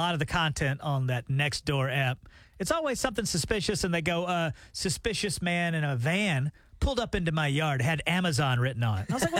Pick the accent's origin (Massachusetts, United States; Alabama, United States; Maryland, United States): Alabama, United States; Tallassee; moved away as an adult; now in Tulsa, United States; my hometown's in Tallahassee, Alabama.